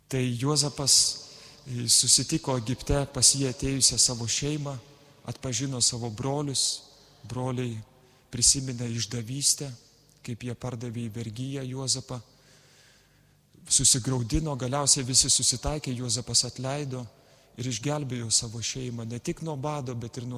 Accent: Lithuania; mes lietuviai gal dažnai tylime

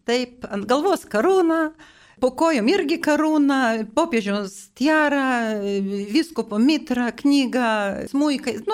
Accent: Vilnius, Vilnius County, Lithuania; aš gimiau Vilniuje ir mano vaikystė praėjo netoli tos vietos, kur gyveno irgi šventoji Faustina.

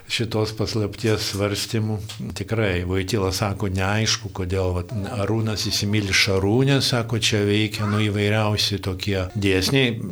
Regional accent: Lithuania; Mes lietuviai

